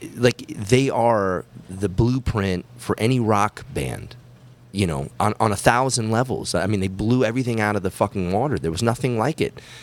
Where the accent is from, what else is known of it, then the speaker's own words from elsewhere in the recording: Massachusetts, United States; growing up in Massachusetts